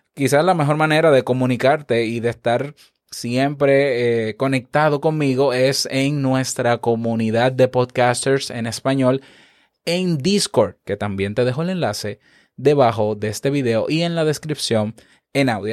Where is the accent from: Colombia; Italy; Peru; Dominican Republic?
Dominican Republic; como decimos aquí en mi país, República Dominicana